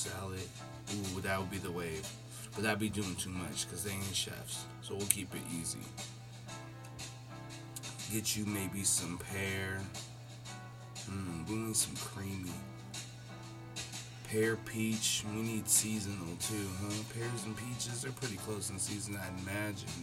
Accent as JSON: {"language": "English", "town": "Seattle", "region": "Washington", "country": "United States", "tie": "born or raised there", "said": "the Northwest region where I grew up"}